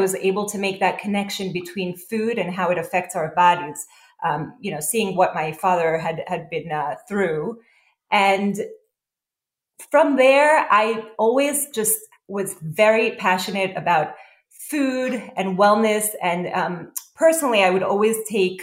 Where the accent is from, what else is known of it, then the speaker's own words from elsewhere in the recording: New York City, New York, United States; also born or lived in Israel; I grew up in Israel as well as here in Brooklyn, New York.